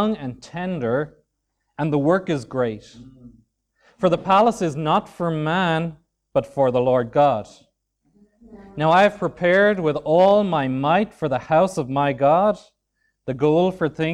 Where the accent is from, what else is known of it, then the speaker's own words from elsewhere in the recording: Dunmore East, County Waterford, Ireland; also born or lived in County Dublin; now in Swords, Ireland; I was born and raised in Dunmore East, County Waterford, or just outside it in the country